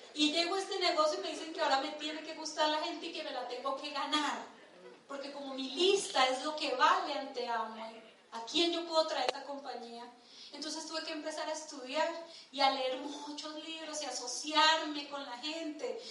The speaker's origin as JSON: {"language": "Spanish", "region": "Bogotá", "country": "Colombia", "tie": "born or raised there", "said": "Nosotros nacimos en Ciudad Bolívar y nos criamos en Ciudad Bolívar."}